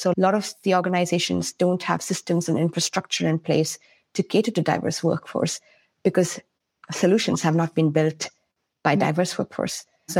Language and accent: English; India; also born or lived in Kenya / Sri Lanka / United States; now in Sweden; I was born in India, lived a little bit all over India, everything from Chennai to Kashmir, Assam, Delhi, Mumbai.